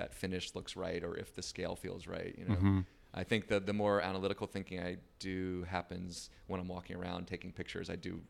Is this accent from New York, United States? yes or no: no; Florida, United States; also born or lived in New Jersey; Mostly. I grew up there. I was born in New Jersey, but was in Florida between the ages of 6 and 22, I think.